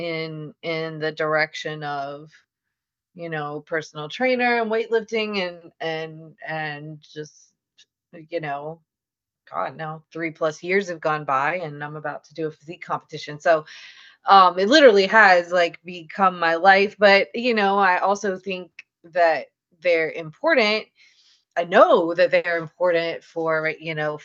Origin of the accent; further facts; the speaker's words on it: Louisiana, United States; I'm from Louisiana